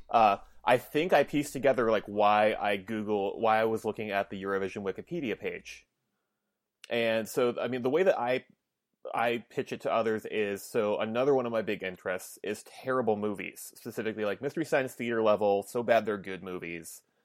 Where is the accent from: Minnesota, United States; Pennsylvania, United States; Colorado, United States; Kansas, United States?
Minnesota, United States; I'm Minnesotan